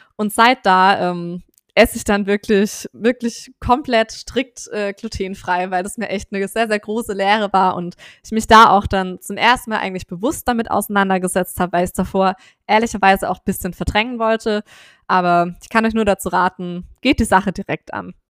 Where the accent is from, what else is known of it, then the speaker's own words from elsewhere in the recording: Swabia, Baden-Württemberg, Germany; moved away; ich komme ursprünglich aus dem Schwabenland